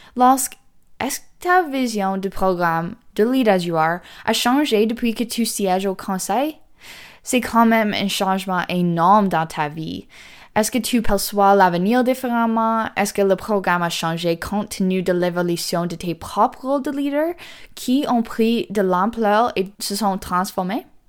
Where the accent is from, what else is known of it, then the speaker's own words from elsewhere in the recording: the North, Northern Canada, Canada; chez nous, dans le Nord